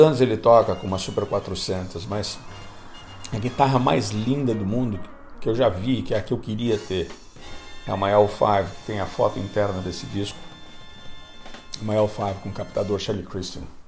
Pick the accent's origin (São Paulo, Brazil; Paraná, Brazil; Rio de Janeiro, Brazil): São Paulo, Brazil; moved away; Cresci em São Paulo